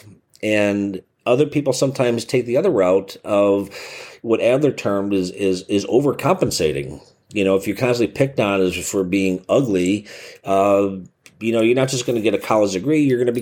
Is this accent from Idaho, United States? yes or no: no; Chicago, Illinois, United States; I'm from Chicago